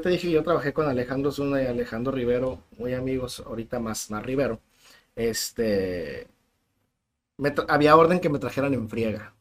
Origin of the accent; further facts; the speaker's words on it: San Luis Río Colorado, Sonora, Mexico; moved away as an adult; now in Tijuana, Mexico; Soy de una pequeña ciudad que nos dan mucha carrilla porque está muy chiquita y que depende de Mexicali, se llama San Luis Río Colorado.